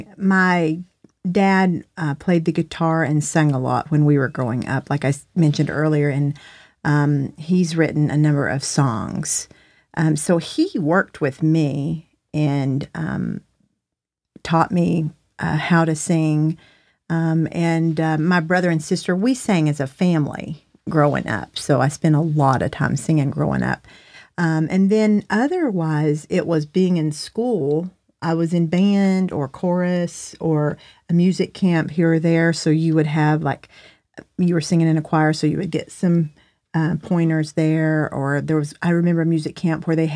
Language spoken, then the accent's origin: English; Burnsville, North Carolina, United States; now in New York, United States; I'm originally from Western North Carolina, a little town called Burnsville in Yancey County